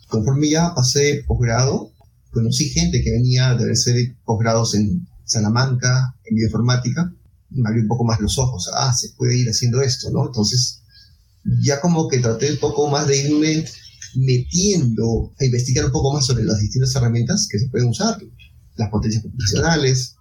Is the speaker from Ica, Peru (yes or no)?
yes; Ica, Peru; Yo soy peruano, nací en Ica, es una ciudad que está al sur de Lima, unos 300 kilómetros al